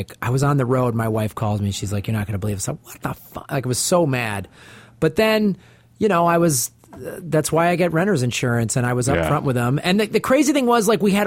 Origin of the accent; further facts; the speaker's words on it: Midwest, United States; moved away; I grew up in the Midwest, so I didn't grow up surfing